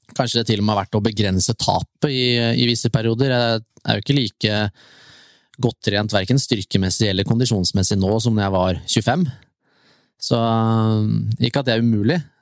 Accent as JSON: {"language": "Norwegian", "area": "near Tusenfryd", "region": "Akershus", "country": "Norway", "tie": "born or raised there", "said": "Jeg bor jo nå ute ved Tusenfryd, der jeg vokste opp"}